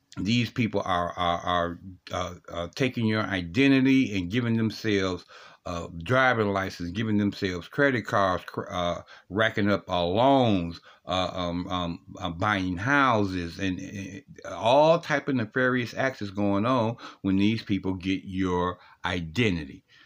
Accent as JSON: {"language": "English", "region": "Ohio", "country": "United States", "said": "Ohio, uh, my home state"}